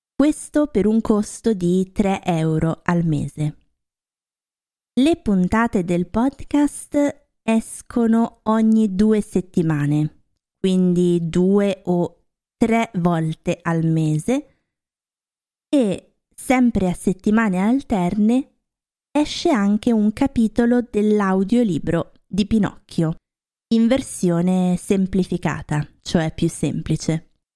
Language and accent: Italian; Lombardy, Italy; also born or lived in Rome, Italy / Norway; now in Germany; ho vissuto a Roma un po' di anni, anche se io sono originaria della Lombardia